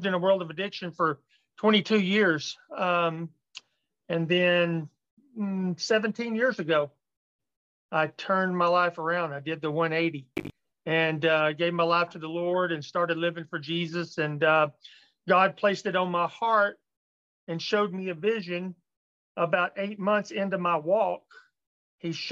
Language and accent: English; Llano, Texas, United States; now in Dilley, United States; Born and raised in Llano, Texas.